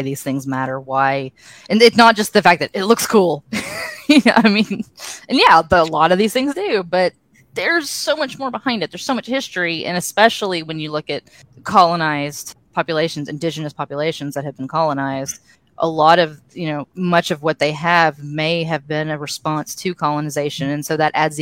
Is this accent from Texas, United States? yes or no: yes; Texas, United States; a 46-year-old white woman who was born and raised in Texas